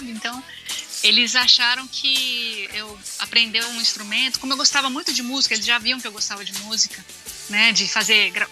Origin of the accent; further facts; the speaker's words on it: Bahia, Brazil; accent: Bahian; also born or lived in Minas Gerais; eu era uma aluna que vinha transferida da Bahia, que falava diferente, eu falava com sotaque baiano